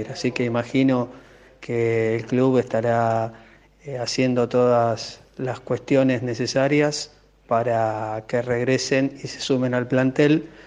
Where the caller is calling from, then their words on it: Lugano, Buenos Aires, Argentina; Hola, ¿qué tal? … de Lugano.